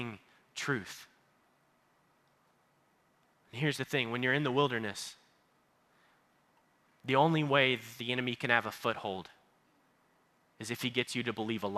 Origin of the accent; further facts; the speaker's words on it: Baytown, Texas, United States; I am from Baytown, Texas